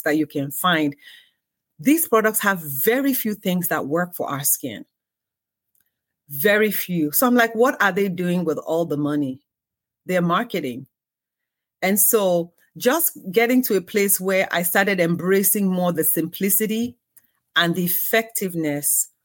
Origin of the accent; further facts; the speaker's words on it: Lagos, Nigeria; moved away as an adult; also born or lived in United Kingdom; I was born in the UK, but definitely raised in Nigeria. My formative years from age 5 to 17, was, you know, in Nigeria, lived in Lagos.